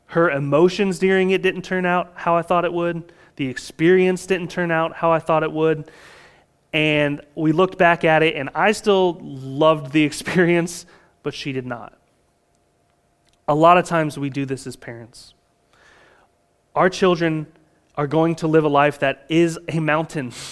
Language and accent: English; Florida, United States; again, we're from Florida, and so it might be raining in your front yard and not in your backyard.